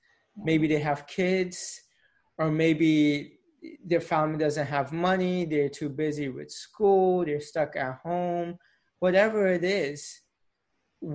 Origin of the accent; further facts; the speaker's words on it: Tampa, Florida, United States; moved away as an adult; now in Philadelphia, United States; I was born and raised in Tampa, lived in Tampa all my life.